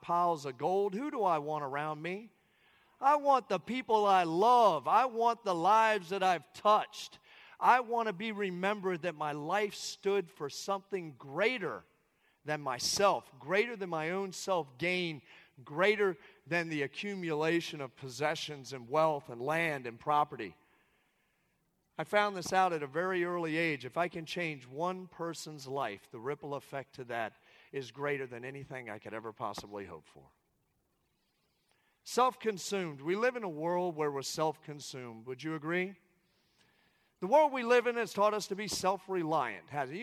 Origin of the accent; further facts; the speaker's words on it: Southern Maryland, United States; I come from Southern Maryland. I come from just outside of Washington, D.C. I come from a military family